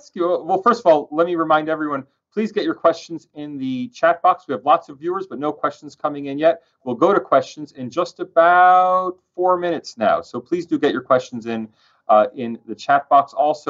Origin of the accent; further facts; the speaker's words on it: United States; moved away; I'm an American.